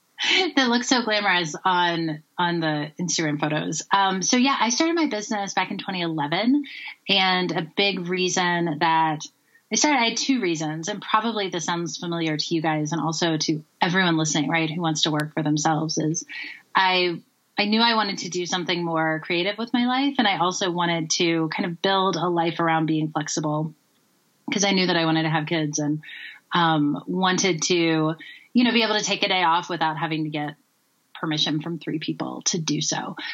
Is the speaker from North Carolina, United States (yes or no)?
yes; North Carolina, United States; moved away as an adult; also born or lived in Tennessee / San Francisco Bay Area; now in Colorado, United States; So I'm originally from the South. I grew up in North and South Carolina and Tennessee.